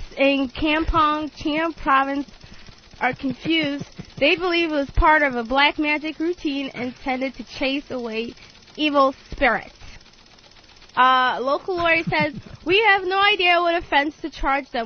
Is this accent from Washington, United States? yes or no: no; Mamaroneck, New York, United States; also born or lived in Connecticut; I was growing up in the Mamaroneck for a while